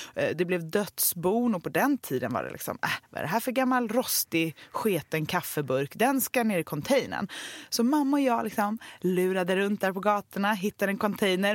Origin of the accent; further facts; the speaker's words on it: Gothenburg, Västra Götaland, Sweden; jag är ju uppvuxen i Göteborg med två ja. konstnärer till föräldrar